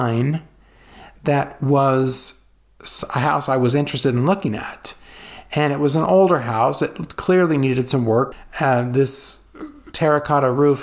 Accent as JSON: {"language": "English", "region": "California", "country": "United States", "tie": "born or raised there", "moved": "yes", "said": "the canals I grew up with in California"}